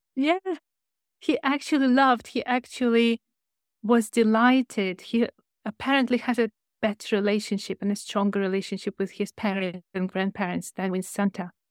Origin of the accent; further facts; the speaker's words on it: Ukraine; English is a second language; moved away as an adult; also born or lived in China; now in United Kingdom; I was an English teacher in Ukraine, where I'm from